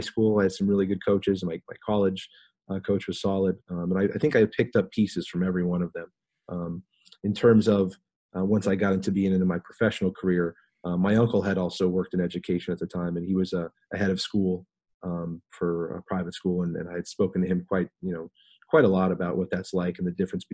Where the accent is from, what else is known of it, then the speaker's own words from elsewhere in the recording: northeastern Pennsylvania, United States; moved away as an adult; also born or lived in Philadelphia; now in South Florida, United States; in northeastern Pennsylvania growing up was coal mining